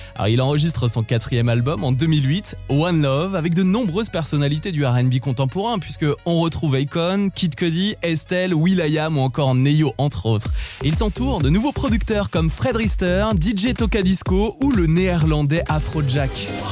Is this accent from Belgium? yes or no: no; France; Chez nous, en France